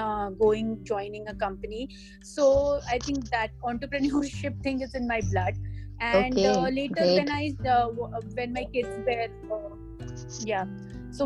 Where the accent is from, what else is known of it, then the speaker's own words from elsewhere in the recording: Varanasi, Uttar Pradesh, India; moved away as an adult; also born or lived in Pune / Mumbai / Dubai; now in Singapore; I was born and brought up in Banaras, and I did my studies in Banaras